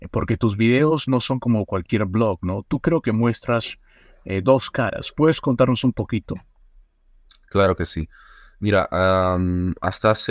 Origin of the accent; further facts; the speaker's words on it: Oruro, Bolivia; nací en Oruro. Es una ciudad